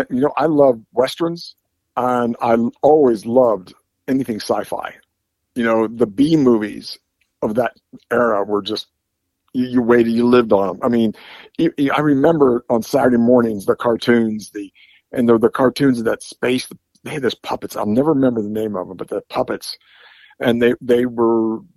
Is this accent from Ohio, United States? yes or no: yes; Bethel, Ohio, United States; I grew up about oh, eight miles from where I'm sitting right now, in a little town called Bethel, Ohio.